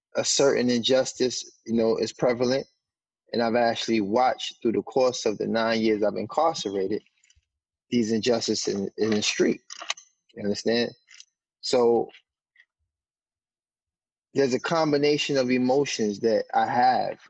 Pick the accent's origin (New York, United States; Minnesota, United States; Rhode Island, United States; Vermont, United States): New York, United States; New York City; I grew up in Harlem